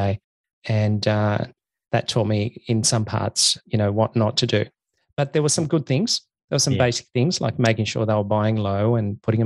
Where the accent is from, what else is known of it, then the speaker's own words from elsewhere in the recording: Tasmania, Australia; I grew up in Tasmania.